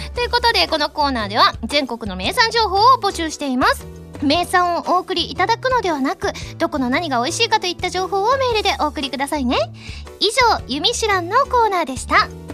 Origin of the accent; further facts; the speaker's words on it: Kansai, Osaka, Japan; moved away as an adult; now in Tokyo, Japan; 私関西人なんですけれども